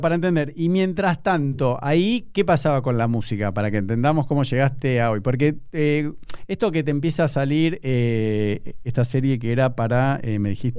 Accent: Buenos Aires, Argentina; yo como buen porteño

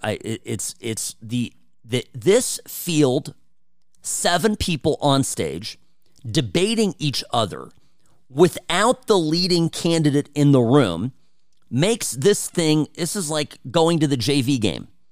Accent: United States; first language Czech; English is a second language; English is my second language. I, I learned Czech from my parents, um, even though I grew up in this country first

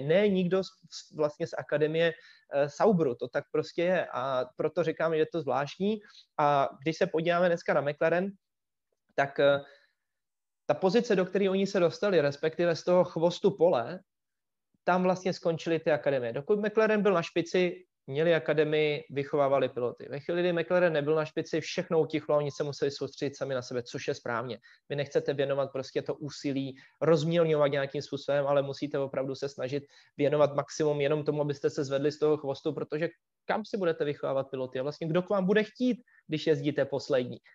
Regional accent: Czechia; jsem Čech

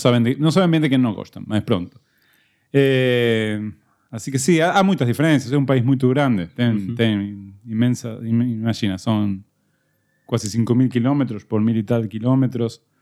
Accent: Buenos Aires, Argentina; Portuguese is a second language; moved away; Mais concretamente de... Buenos Aires.

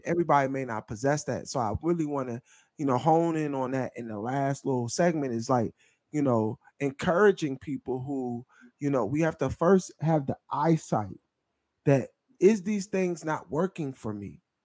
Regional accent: Philadelphia, Pennsylvania, United States; now in Memphis, United States; we're both from Philadelphia, the greater metropolitan area of Philadelphia

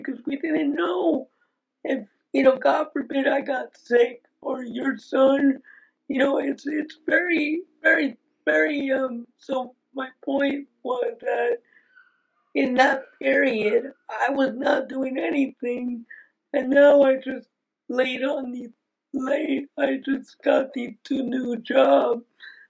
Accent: New Jersey, United States; also born or lived in Cincinnati, Ohio; I live in New Jersey

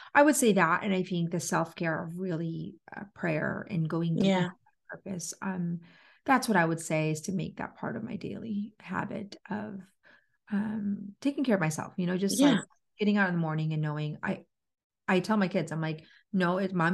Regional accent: Philippines; I am Filipino

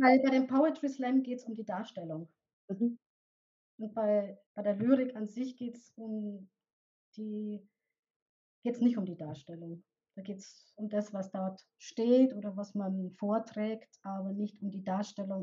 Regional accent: Bavaria, Germany; accent: Bavarian; Ich komme aus Bayern, ich bin in Bayern aufgewachsen und lebe hier auch

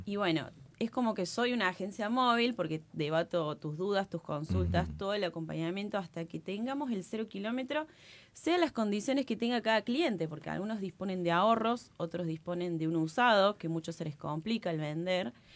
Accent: Córdoba, Argentina; como buena cordobesa

